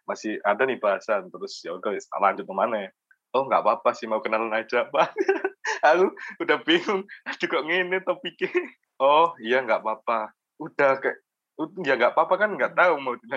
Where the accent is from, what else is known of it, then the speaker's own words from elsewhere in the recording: Jombang, East Java, Indonesia; iya aku anak Jombang kan dia balesnya gitu